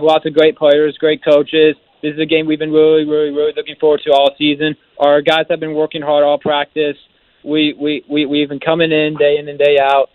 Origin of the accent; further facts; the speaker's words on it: Winter Park, Florida, United States; I was born and raised in Winter Park